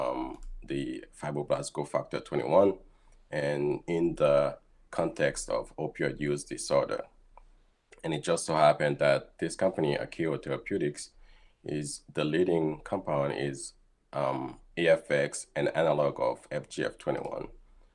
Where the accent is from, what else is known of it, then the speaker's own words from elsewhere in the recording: Haiti; moved away as an adult; also born or lived in South Florida, United States / Rochester, United States; now in Boston, United States; I was born and raised in Haiti, and shortly after high school, I moved to South Florida